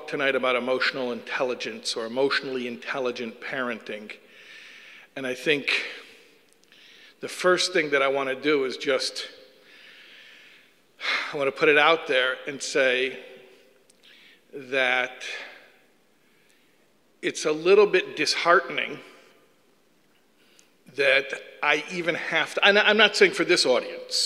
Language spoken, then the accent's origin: English; Chicago, Illinois, United States; moved away; I'm originally from Chicago, which is why I speak normal